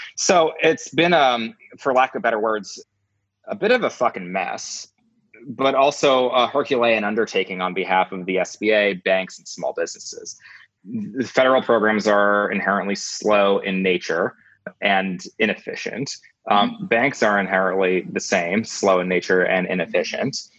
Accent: New Jersey, United States; also born or lived in New York City; I grew up in New Jersey

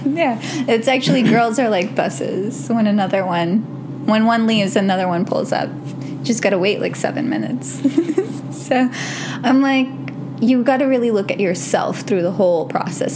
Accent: New York, United States; I'm from New York. We're gentrified every like three months

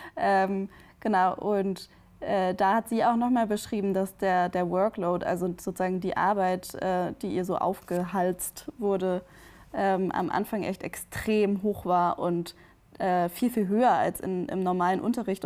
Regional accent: Bremen, Germany; now in Berlin, Germany; aus Bremen zugeschaltet, aus meiner Heimatstadt

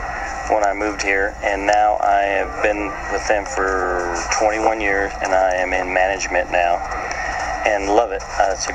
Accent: San Diego, California, United States; San Diego, California.

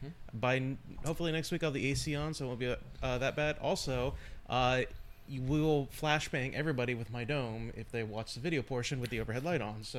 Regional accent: San Diego, California, United States; When I was a child growing up in San Diego

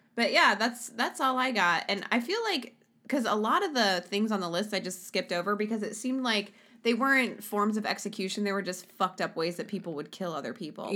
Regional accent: Sweden; moved away; my home country, Sweden.

